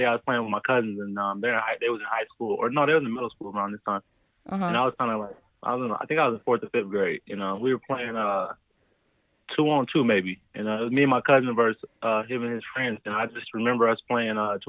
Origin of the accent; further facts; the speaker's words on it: Las Vegas, Nevada, United States; I'm from Las Vegas.